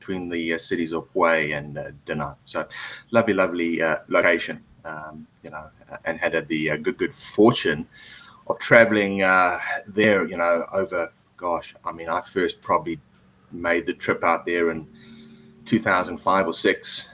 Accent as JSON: {"language": "English", "town": "Durban", "region": "KwaZulu-Natal", "country": "South Africa", "tie": "born or raised there", "also_born_or_lived": "Harare, Zimbabwe / Johannesburg, South Africa / United Kingdom / Switzerland", "moved": "as an adult", "lives_now": "Vietnam", "said": "we moved down to South Africa when I was about 5 or 6 years old, Durban, which is on the east coast. I went to school there"}